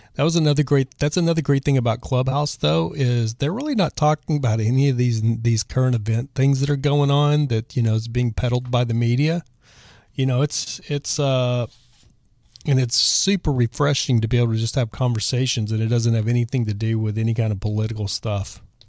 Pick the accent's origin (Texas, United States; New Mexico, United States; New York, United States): Texas, United States; I'm from Texas